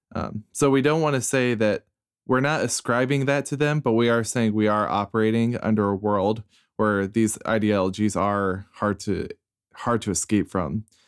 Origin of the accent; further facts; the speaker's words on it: Iowa, United States; a straight cisgendered white guy who grew up in Iowa